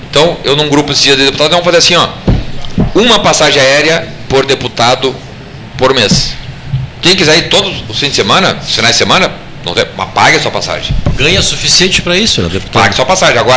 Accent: Santo Ângelo, Rio Grande do Sul, Brazil; also born or lived in Brasília; now in Porto Alegre, Brazil; Eu sou de Santo Ângelo.

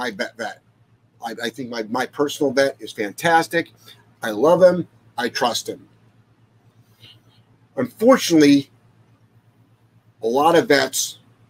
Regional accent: Ohio, United States; moved away; I'm from Ohio

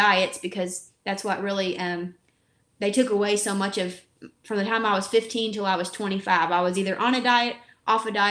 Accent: Kentucky, United States; accent: Kentucky; I grew up in Kentucky. The accent does not lie. So I definitely have the Kentucky accent.

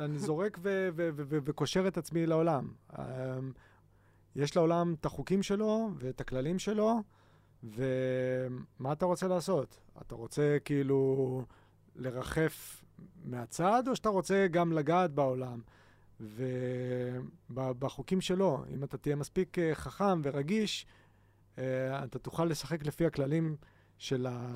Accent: Haifa, Haifa District, Israel

